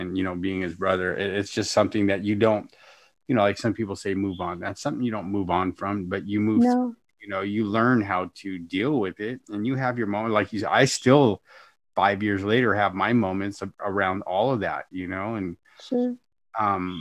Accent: California, United States; I'm from California.

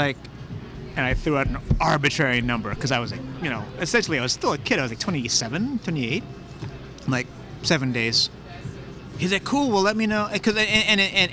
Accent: San Francisco, California, United States; also born or lived in Daly City / Colma / Tokyo; I'm from the Mission

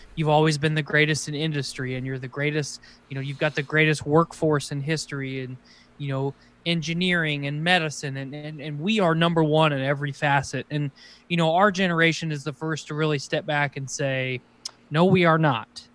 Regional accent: United States; as an American

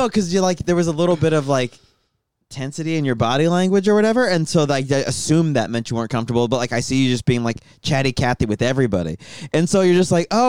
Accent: Tucson, Arizona, United States; I grew up in Tucson, Arizona.

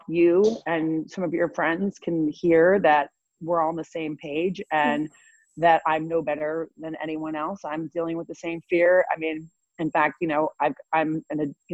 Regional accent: Illinois, United States; now in New York, United States; I'm from Illinois

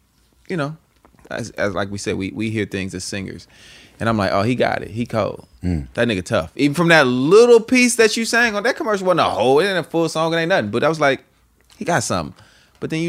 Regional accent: the Bay Area, California, United States; I'm from the Bay.

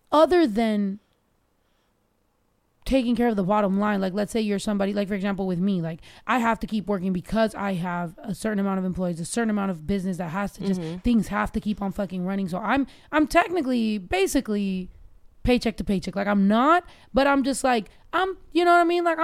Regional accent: Mexico; because I was raised so much in Mexico

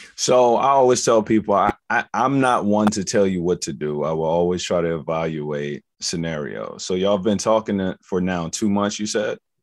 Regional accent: Forest, Virginia, United States; I'm from Forest Virginia. I'm a little country boy. Grew up around horses, um, farm, farmland

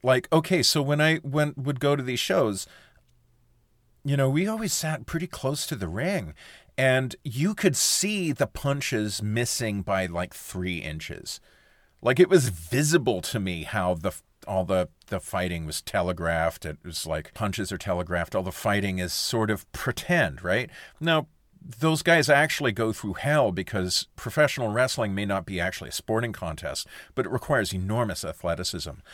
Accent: Sudbury, Ontario, Canada; when I was a kid, I was growing up in Sudbury, Ontario in the seventies and eighties

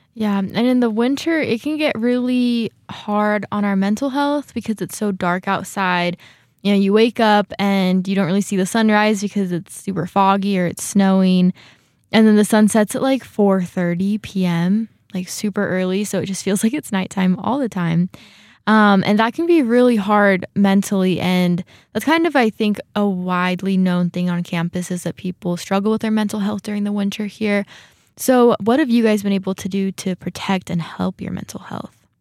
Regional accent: California, United States; moved away as an adult; now in Rexburg, United States; I grew up in California too.

